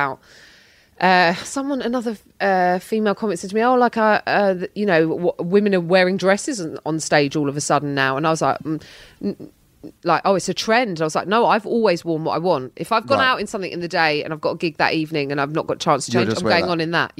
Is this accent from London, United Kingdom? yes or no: yes; London, United Kingdom; as a Londoner